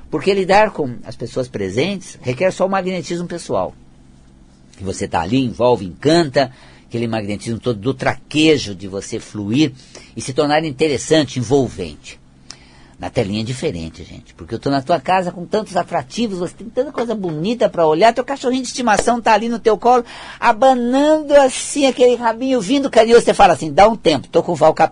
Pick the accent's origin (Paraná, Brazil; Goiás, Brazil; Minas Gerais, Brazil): Paraná, Brazil; Eu, quando venho lá do interior do Paraná, aquela região norte do Paraná